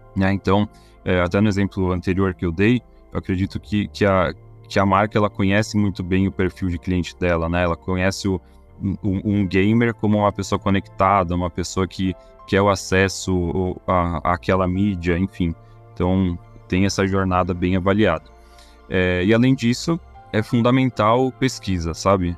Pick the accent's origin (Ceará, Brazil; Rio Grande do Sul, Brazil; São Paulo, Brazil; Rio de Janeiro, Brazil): São Paulo, Brazil; como paulista